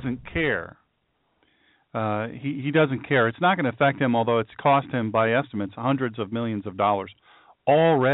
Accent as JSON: {"language": "English", "region": "the South", "country": "United States", "said": "I'm from the South"}